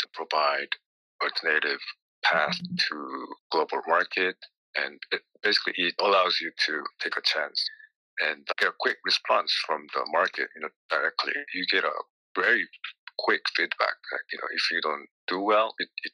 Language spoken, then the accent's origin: English; South Korea; I was trained as a musician growing up in Korea